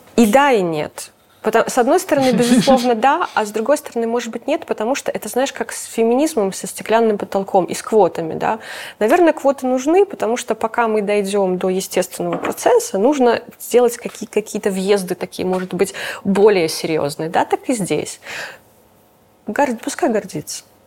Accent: Belarus; мы гордимся тем, что мы белорусы

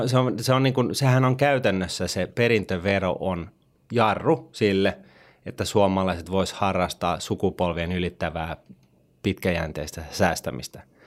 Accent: Finland; Me kun vielä kasvettiin niin kuin Suomessa

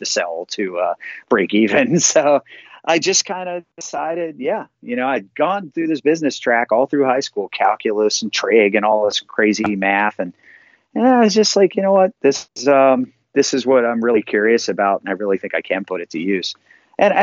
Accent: Lancaster, Pennsylvania, United States; I'm from Lancaster, Pennsylvania

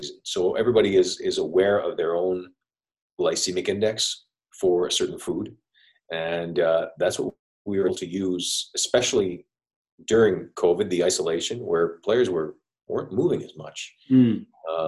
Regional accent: Montreal, Quebec, Canada; now in Tampa, United States; I'm from Montreal, Canada

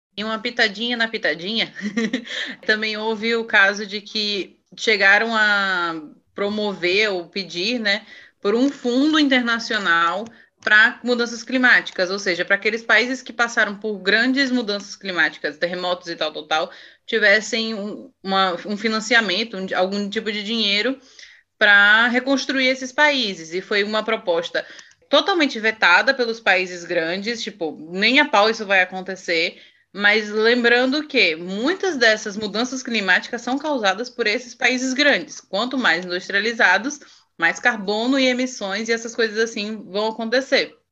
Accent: Brazil; como brasileiro

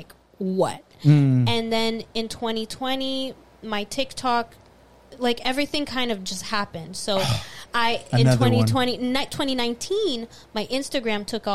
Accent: Florida, United States; I'm from Florida

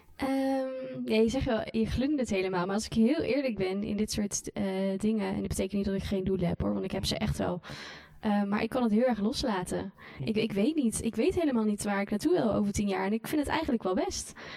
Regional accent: North Brabant, Netherlands; moved away; also born or lived in Randstad / Hilversum; ik ben zeker wel in hart en nieren ben ik echt wel een Brabander

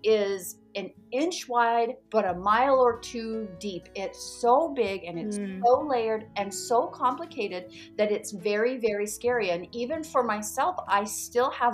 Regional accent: Maine, United States; I'm from Maine, which is the northeast corner of the United States. I used to listen to a radio show growing up.

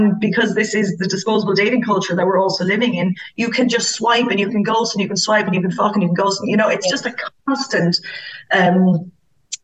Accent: Ireland; as Irish girls

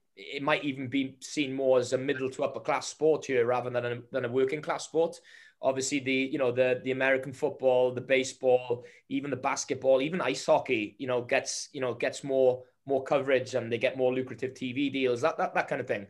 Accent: Wales, United Kingdom; as a Welshman

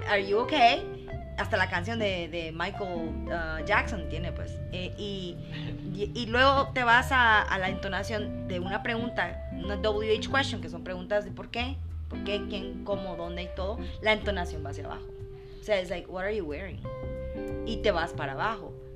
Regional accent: Guatemala; accent: Guatemalan; first language Spanish; Los guatemaltecos decimos que no tenemos acento

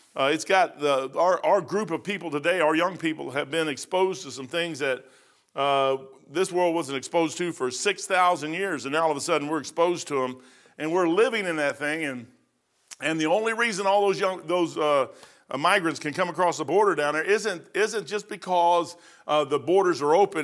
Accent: United States

